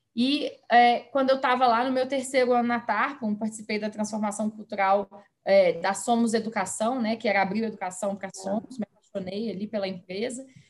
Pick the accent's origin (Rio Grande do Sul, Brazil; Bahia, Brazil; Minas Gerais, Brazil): Minas Gerais, Brazil; Belo Horizonte; moved away as an adult; now in São Paulo, Brazil; Eu me mudei para São Paulo, como você mencionou, eu sou de Belo Horizonte